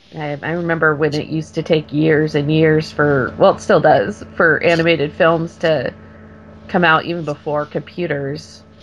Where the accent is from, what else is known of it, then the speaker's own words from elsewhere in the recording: Orange County, California, United States; moved away; I grew up in Orange County, so I'm a big Disneyland girl